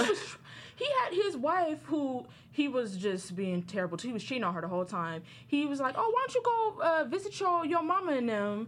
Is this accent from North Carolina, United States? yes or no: no; Inglewood, California, United States; I'm from Inglewood, California